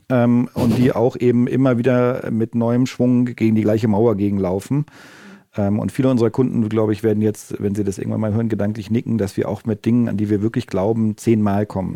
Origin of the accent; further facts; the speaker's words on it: Northern Germany, Germany; now in Stuttgart, Germany; ich bin auch als Norddeutscher irgendwie, also äh, als ich äh, hierher gezogen bin